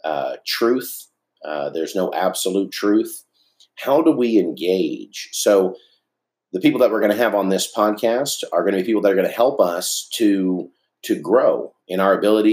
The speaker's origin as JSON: {"language": "English", "town": "Dallas", "region": "Texas", "country": "United States", "tie": "born or raised there", "said": "I grew up in East Dallas"}